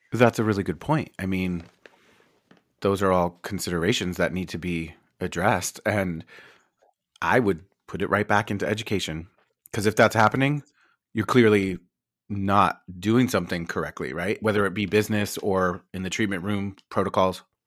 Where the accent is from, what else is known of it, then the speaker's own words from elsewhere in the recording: New York, United States; I'm from New York.